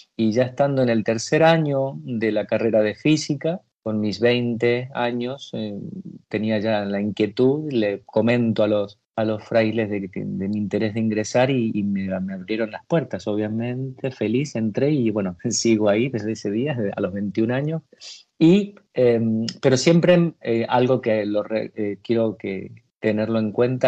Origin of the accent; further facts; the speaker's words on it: Mendoza, Argentina; moved away as an adult; also born or lived in Buenos Aires; en la tierra donde nací, allá en Mendoza, que dañaban bastante los viñedos. Mi, familia tenía viñedos